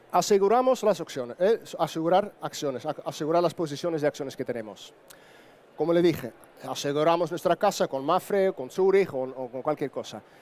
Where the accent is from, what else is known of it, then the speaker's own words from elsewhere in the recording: Netherlands; Spanish is a second language; moved away as an adult; now in Andalusia, Spain; soy holandés, entonces vivo casi 18 años en España pero si me escucho un acento un poco distinto